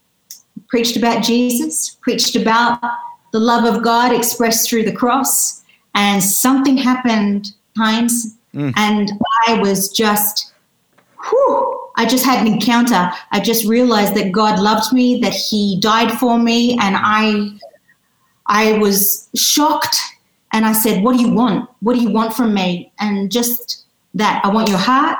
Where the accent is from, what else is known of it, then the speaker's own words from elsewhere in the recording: Sydney, New South Wales, Australia; accent: Australian; moved away as an adult; now in United Kingdom; I was born and raised in Sydney.